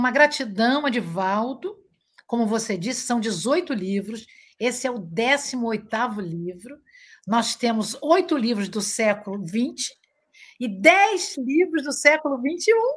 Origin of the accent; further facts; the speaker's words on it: Niterói, Rio de Janeiro, Brazil; moved away as an adult; now in Cabo Frio, Brazil; eu moro agora em Cabo Frio, eu sou de Niterói